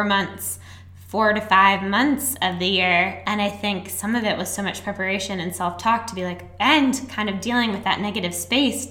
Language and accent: English; Annapolis, Maryland, United States; I'm from nice, preppy Annapolis.